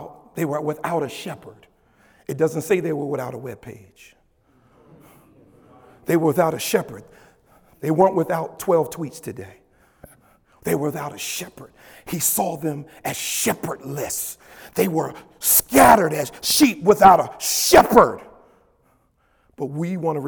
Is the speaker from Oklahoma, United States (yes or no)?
no; Paterson, New Jersey, United States; I grew up in Christ Temple Missionary Baptist Church in Paterson, New Jersey.